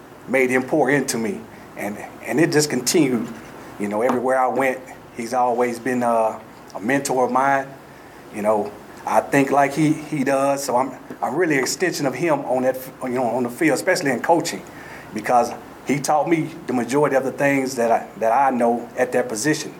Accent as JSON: {"language": "English", "region": "Texas", "country": "United States", "moved": "as an adult", "lives_now": "Boulder, United States", "said": "I'm from Texas"}